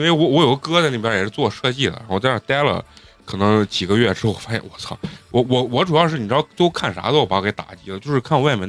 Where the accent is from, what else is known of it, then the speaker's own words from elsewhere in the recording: Xi'an, Shaanxi, China; moved away as an adult; now in Beijing, China; 我家老家是西安的。来北京没多长时间，